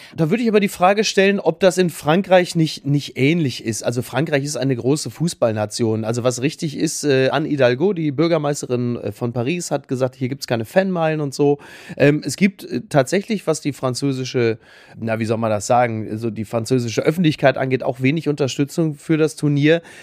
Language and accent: German; Castrop-Rauxel, North Rhine-Westphalia, Germany; in meinem Heimatdorf in Henrichenburg in Castrop-Rauxel